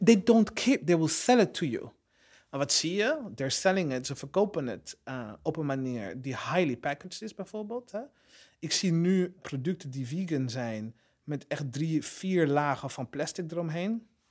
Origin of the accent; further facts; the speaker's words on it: Burundi; moved away; het land waar ik vandaan kom, Burundi.